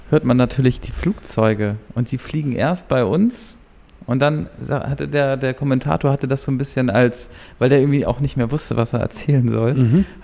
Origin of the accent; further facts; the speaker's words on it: Altona, Hamburg, Germany; ich wurde da mehr oder weniger auch hingelotst, weil ich komme eigentlich aus Altona.